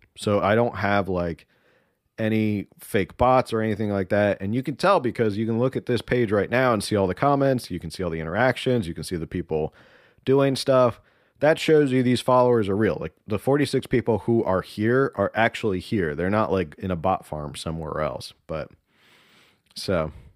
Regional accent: United States; first language Spanish; English is a second language; we Americans

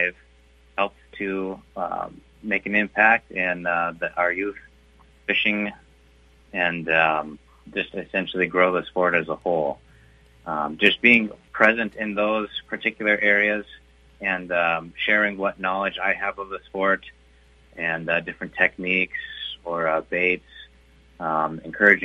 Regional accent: Brainerd Lakes area, Minnesota, United States; I was born and raised in the Brainerd Lakes area and grew up on the shores of North Long Lake

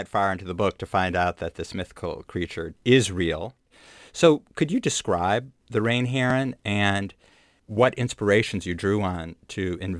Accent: Lake Michigan, Midwest, United States; I grew up on Lake Michigan, which has kind of yellow, sandy beaches, and the water is very cold there as well.

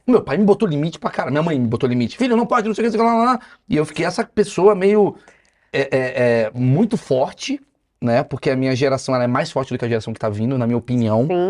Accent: Brazil; aqui é Brasil, irmão. Aqui é outra parada. A gente é latino, a gente é afetuoso

